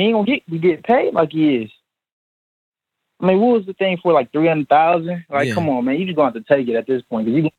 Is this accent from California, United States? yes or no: no; Ohio, United States; now in New York, United States; I'm from Ohio, but I'm living in New York right now.